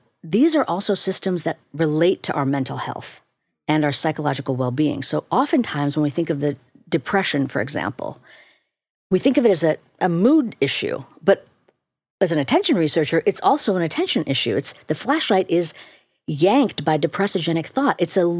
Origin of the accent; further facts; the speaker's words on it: India; You got to, especially as an Indian person, people think, well, this is just your cultural, you're required to push mindfulness onto the world.